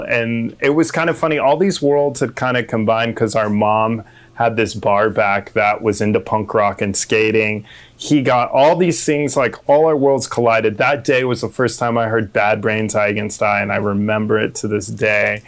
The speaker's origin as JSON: {"language": "English", "town": "Manitou Springs", "region": "Colorado", "country": "United States", "tie": "born or raised there", "moved": "as an adult", "lives_now": "California, United States", "said": "I'm raised in a small town called Manitou Springs"}